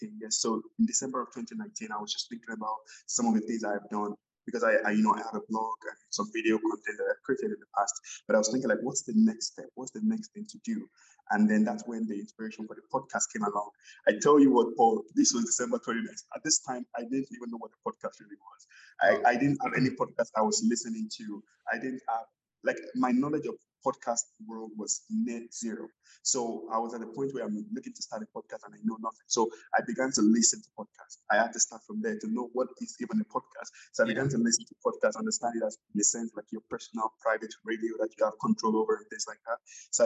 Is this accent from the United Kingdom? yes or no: no; Nigeria; moved away as an adult; also born or lived in Alberta, Canada; now in Canada; I'm from Nigeria. I came to Canada in January of 2013